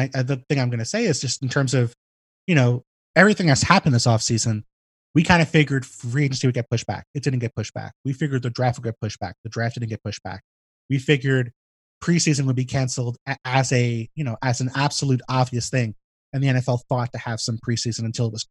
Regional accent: New York City, New York, United States; I live in a big city, you know, I have family, I'm from New York City.

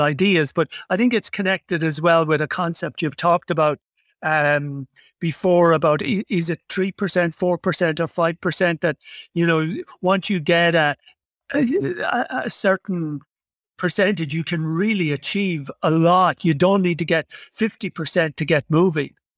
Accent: Ireland; I come from from Ireland

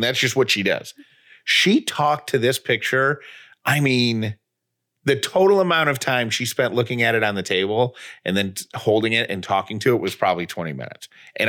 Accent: Oswego, New York, United States; I grew up in Oswego, New York. I know all about cold.

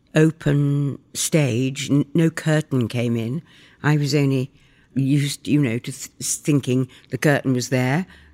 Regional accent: York, Yorkshire and the Humber, United Kingdom; I was born in York in England, and I was brought up there

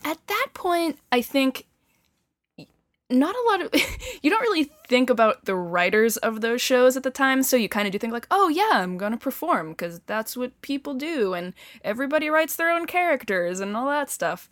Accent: Bedford, New Hampshire, United States; also born or lived in Boston, Massachusetts; I was born in Boston, um, and lived in the suburbs for a couple years before moving to Bedford, New Hampshire

